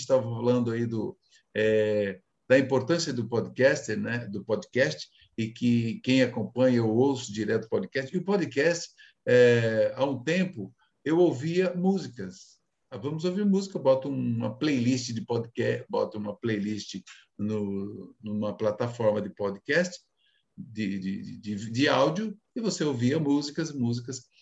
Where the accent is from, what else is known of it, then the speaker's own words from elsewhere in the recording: Brazil; eu digo nós enquanto brasileiros